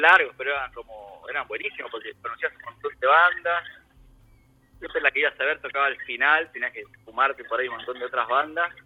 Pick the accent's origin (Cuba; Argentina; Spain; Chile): Argentina; Ciudad Jardín Lomas del Palomar, Buenos Aires Province; moved away as an adult; also born or lived in San Martín, Buenos Aires; now in Germany; En Ciudad Jardín, Sí, en realidad nací en San Martín